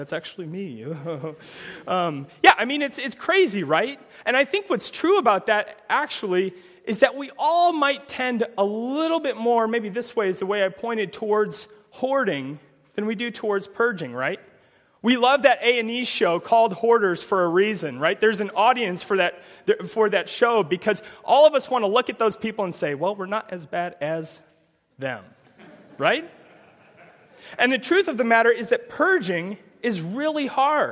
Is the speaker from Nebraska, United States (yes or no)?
yes; Omaha, Nebraska, United States; I'm from Omaha, Nebraska